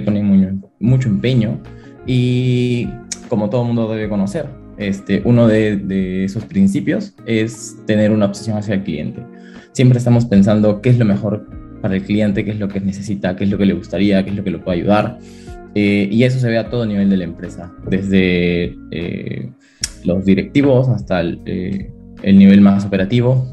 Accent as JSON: {"language": "Spanish", "region": "Arequipa", "country": "Peru", "tie": "born or raised there", "also_born_or_lived": "Lima, Peru", "moved": "as an adult", "lives_now": "Madrid, Spain", "said": "yo soy de Perú, nací en la ciudad de Arequipa y luego estudié en Lima"}